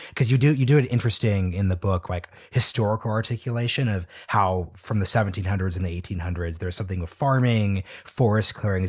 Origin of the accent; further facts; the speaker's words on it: Oregon, United States; moved away as an adult; now in Washington, D.C., United States; I'm from Oregon. When we moved to D C in twenty ten